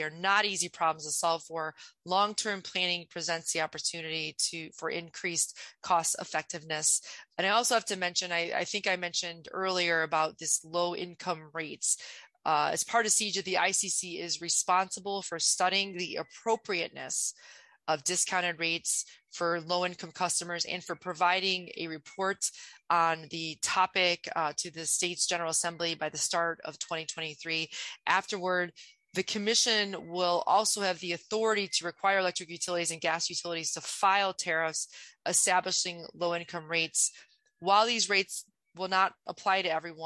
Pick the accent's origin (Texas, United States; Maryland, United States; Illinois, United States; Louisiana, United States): Illinois, United States; Ottawa; I actually grew up in rural Illinois. It's called Ottawa, Illinois